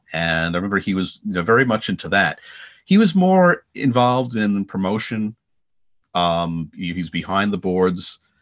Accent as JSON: {"language": "English", "area": "Long Island", "region": "New York", "country": "United States", "said": "I'm, I'm from Long Island"}